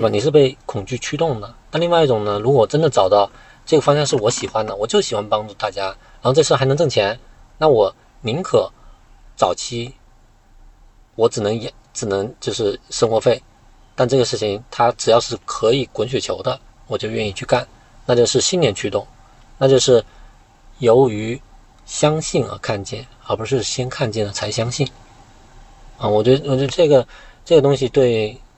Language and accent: Chinese; Guangxi, China; moved away as an adult; also born or lived in Beijing; 我广西人